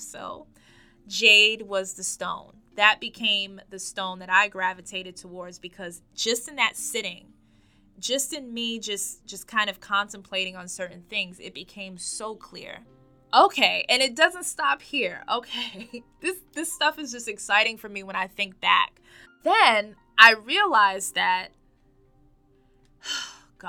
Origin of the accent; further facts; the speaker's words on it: New York, United States; I am born and raised in New York.